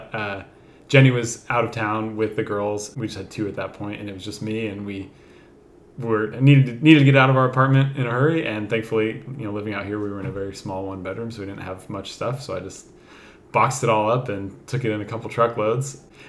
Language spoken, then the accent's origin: English; Minden, Nevada, United States; moved away; I'm from Northern Nevada. I'm from a small town called Minden, which is about an hour south of Reno.